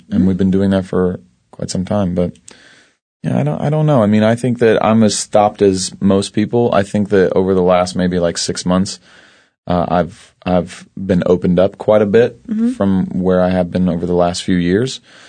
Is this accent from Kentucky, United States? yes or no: yes; Ashland, Kentucky, United States; I am from Ashland, Kentucky. Good old southern Ashland, Kentucky.